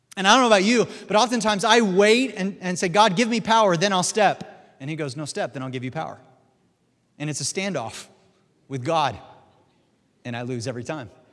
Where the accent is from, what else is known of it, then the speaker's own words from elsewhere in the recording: Missouri, United States; my home state is, uh, Missouri, which is the show me state